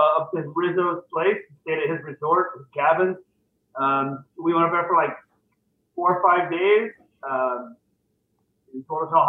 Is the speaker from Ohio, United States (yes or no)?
yes; Ohio, United States; moved away as an adult; now in Indiana, United States; I grew up in Ohio.